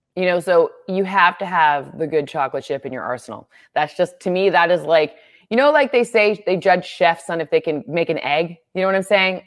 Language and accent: English; Michigan, United States; moved away; I grew up in Michigan.